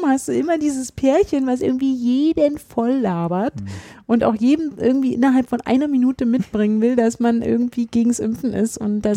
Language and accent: German; Berlin, Germany; als Berliner